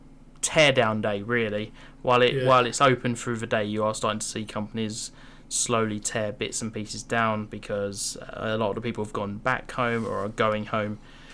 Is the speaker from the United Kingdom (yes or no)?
yes; United Kingdom; especially being a Brit